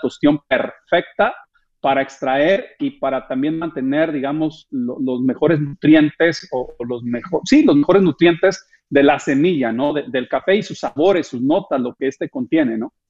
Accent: Michoacán, Mexico; now in United States; yo soy originario del estado de Michoacán, Andrés. Eh, por allá nací en aquellas tierras de Michoacán

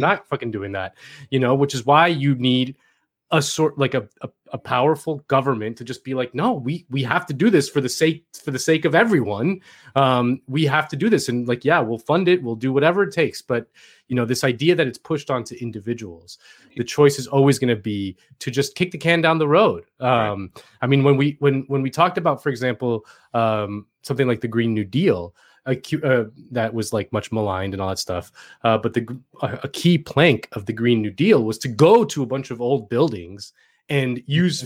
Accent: Miami, Florida, United States; moved away; I'm from Miami

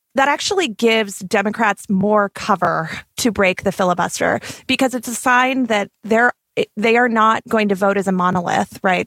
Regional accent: the West, United States; also born or lived in Arizona; as a Westerner, as a person who grew up going to school, going to public high school with dreamers

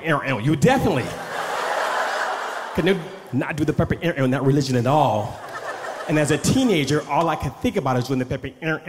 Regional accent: Oakland, California, United States; I grew up on East 14th in Oakland, California

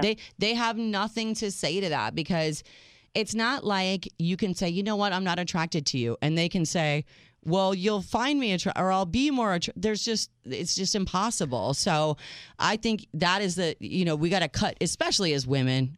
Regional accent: United States; as an American girl that doesn't speak French

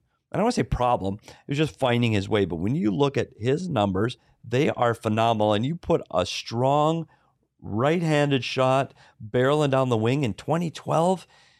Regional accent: Minnesota, United States; I'm from Minnesota. Breck High School is a small private school outside of the Minneapolis area.

